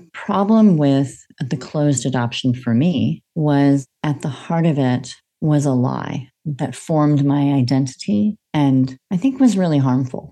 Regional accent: United States; moved away as an adult; now in Australia; I'm an American in Australia

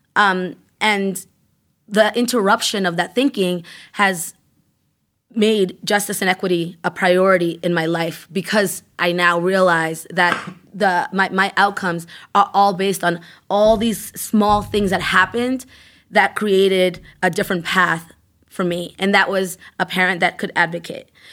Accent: Worcester, Massachusetts, United States; also born or lived in Ecuador; I grew up in Maine South

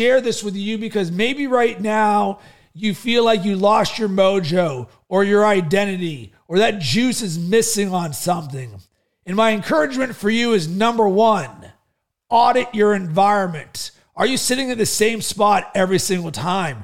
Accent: Pittsburgh, Pennsylvania, United States; also born or lived in Chicago; now in Sarasota, United States; growing up in Pittsburgh as a kid

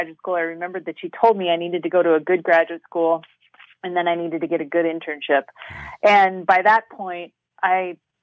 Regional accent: Duluth, Minnesota, United States; moved away as an adult; also born or lived in New Mexico; I grew up in Duluth, and then I moved back to Duluth after living in New Mexico in 2016.

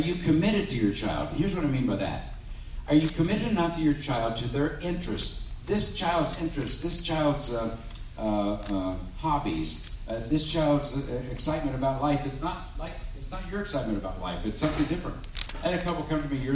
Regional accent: Cincinnati, Ohio, United States; And I grew up in the Cincinnati area

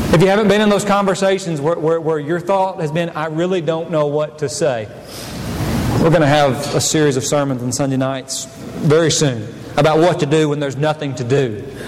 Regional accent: United States; I am an American

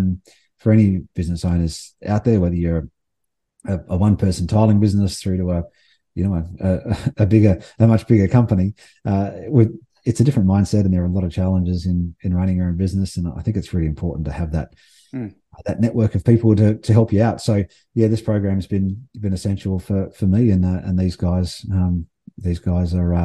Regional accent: Adelaide, South Australia, Australia; moved away; also born or lived in Melbourne / Sydney; I'm from Adelaide originally, and I've lived in Adelaide, Melbourne, and Sydney

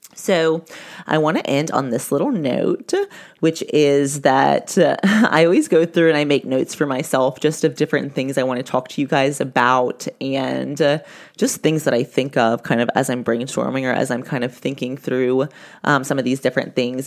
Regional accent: the South, United States; I was raised in the South

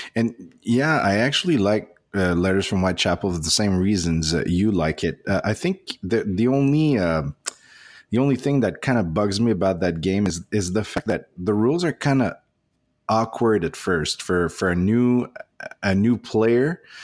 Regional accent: Canada; English is a second language; we're proudly Canadian

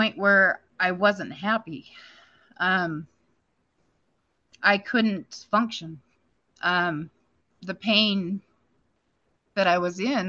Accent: Powell, Wyoming, United States; I live in Powell, Wyoming. I've been here in Powell since I was a freshman in high school. You know, this is my hometown. This is where I'm from.

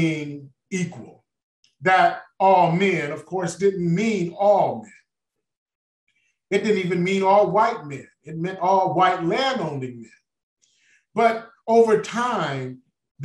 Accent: Detroit, Michigan, United States; I was born and raised in Detroit, Michigan.

